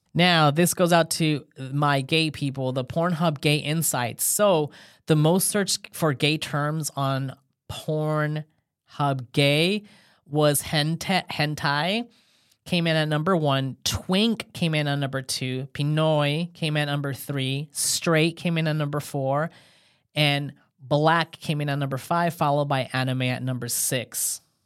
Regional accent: California, United States; I'm from California

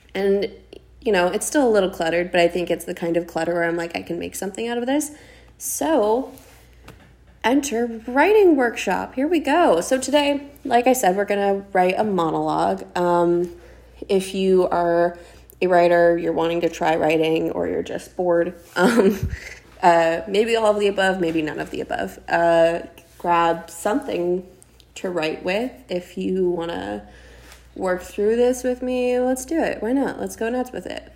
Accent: South Dakota, United States; now in Los Angeles, United States; I always felt so stuck in my hometown. I'm from a very small town in South Dakota, and just about everybody knows everyone

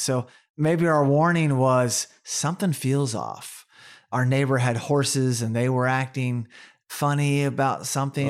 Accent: Oklahoma, United States; also born or lived in Tulsa, Oklahoma; growing up in Oklahoma, we dealt with tornadoes

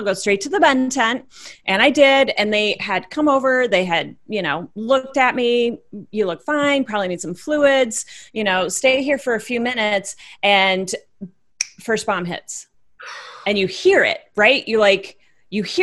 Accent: Iowa, United States; born and raised in Iowa, wife, mother of three

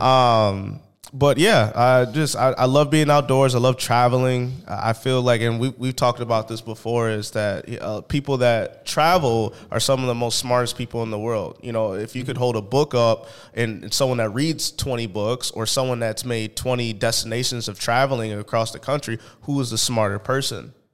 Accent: St. Paul, Minnesota, United States; I am from St. Paul, Minnesota

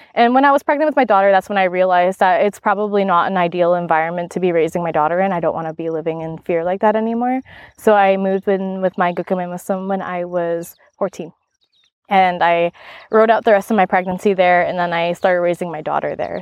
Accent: Maskwacis, Alberta, Canada; now in Kelowna, Canada; I'm an enrolled member, and I grew up on the Kisbatnaq tribe in Louisville, which is one of the four reserves in Muscogee's Alberta, on Treaty Six territory, Central Alberta

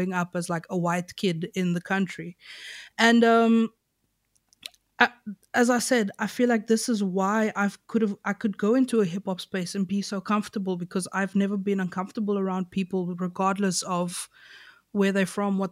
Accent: Knysna, Western Cape, South Africa; the area I grew up in Knysna is called Reenendaal

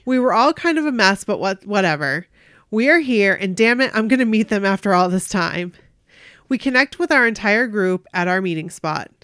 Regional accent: Maine, United States; we are from Maine

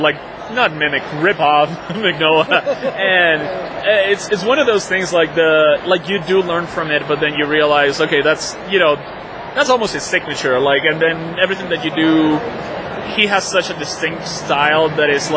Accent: Venezuela; moved away as an adult; now in United States; I'm from Venezuela, from South America. So I came to the States with a scholarship

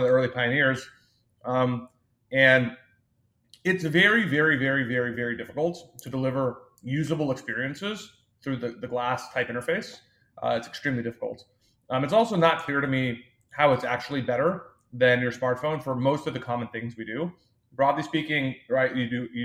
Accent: Austin, Texas, United States; also born or lived in New York; I was born and raised in Austin, Texas, which is where the firm is based today

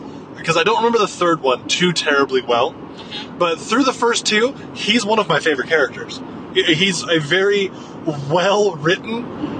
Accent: Yuma, Arizona, United States; moved away; where I grew up down in Yuma, obviously it's the middle of the desert.

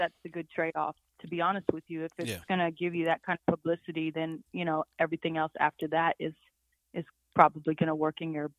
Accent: Portland, Oregon, United States; now in Maryland, United States; I'm from Portland, Oregon.

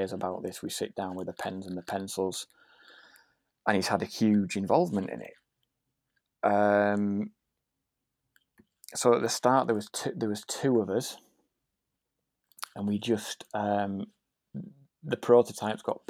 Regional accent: Yorkshire and the Humber, United Kingdom; I come from Yorkshire

